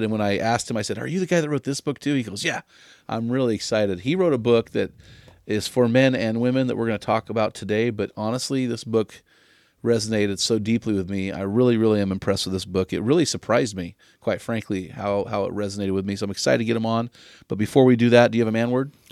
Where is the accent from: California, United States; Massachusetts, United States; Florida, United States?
California, United States; San Luis Obispo; my hometown of San Luis Obispo